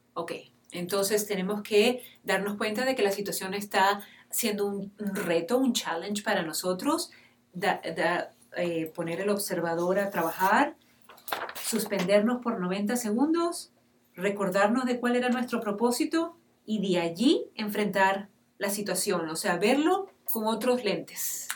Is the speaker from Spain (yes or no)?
no; Venezuela; yo como mujer venezolana